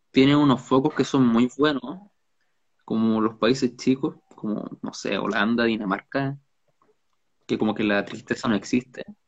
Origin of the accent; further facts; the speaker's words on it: Valparaíso, Chile; Yo no soy del norte, soy de Valparaíso.